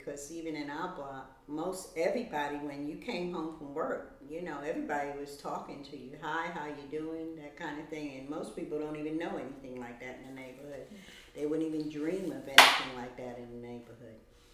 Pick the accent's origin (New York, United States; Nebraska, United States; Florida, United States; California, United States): New York, United States; New York City; now in Brooklyn, United States; I was born in Harlem